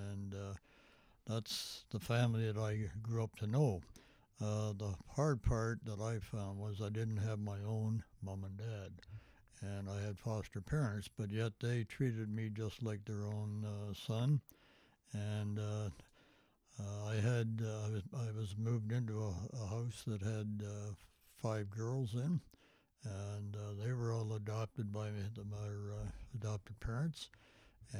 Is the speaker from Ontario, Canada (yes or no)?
yes; Toronto, Ontario, Canada; also born or lived in Scarborough; We grew up in the East End of Toronto